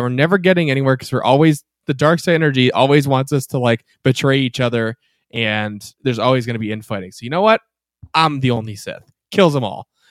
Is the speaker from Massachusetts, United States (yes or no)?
yes; Massachusetts, United States; I'm from Massachusetts